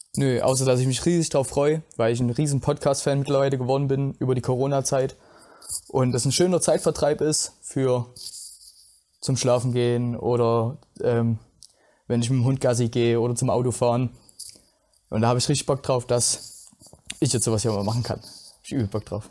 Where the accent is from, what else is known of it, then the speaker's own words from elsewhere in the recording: Plauen, Saxony, Germany; ich komme aus Plauen im Vogtland